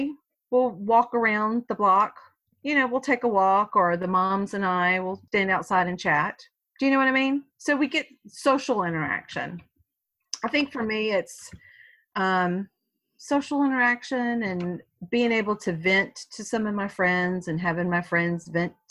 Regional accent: the South, United States; I was born, I was brought up in the South.

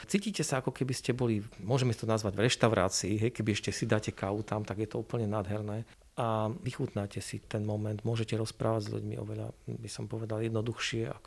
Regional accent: eastern Slovakia, Slovakia; my sme z východného Slovenska

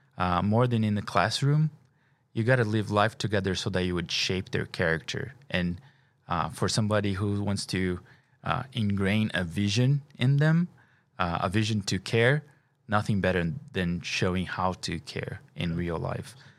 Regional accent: Brazil; moved away; I'm an international. I'm from Brazil.

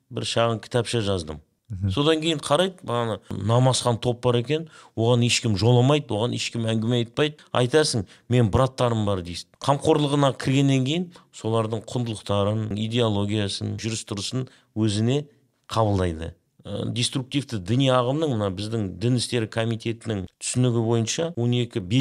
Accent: Kazakhstan; мен өзімді қазақпын деп та таныстыра аламын мен өзімді мұсылманмын деп та таныстыра аламын

